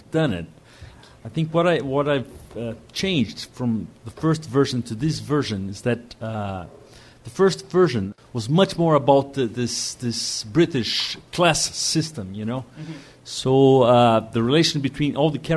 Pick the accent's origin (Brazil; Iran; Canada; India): Brazil